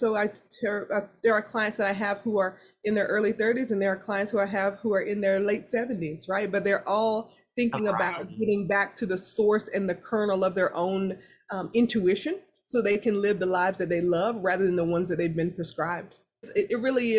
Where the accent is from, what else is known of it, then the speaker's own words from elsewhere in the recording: the South, United States; I'm from the South